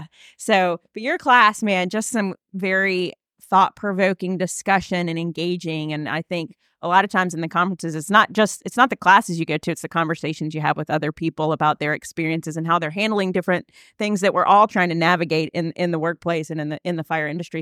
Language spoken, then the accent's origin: English; Virginia, United States; I'm from Virginia